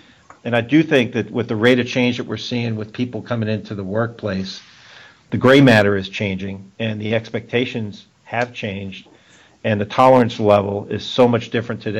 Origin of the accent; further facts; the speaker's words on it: New York City, New York, United States; moved away; my hometown of Brooklyn